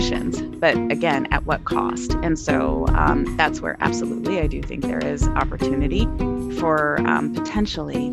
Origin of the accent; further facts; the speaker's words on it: Arizona, United States; moved away; I'm an Arizona native